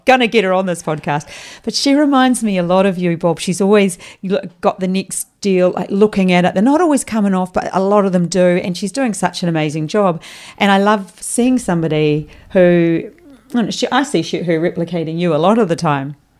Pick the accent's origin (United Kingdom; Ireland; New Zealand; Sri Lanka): New Zealand; now in Queensland, Australia; I am from New Zealand, o, obviously. You'd understand my accent